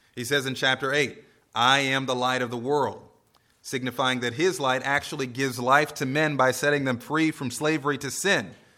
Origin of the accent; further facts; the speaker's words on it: United States; as American Christians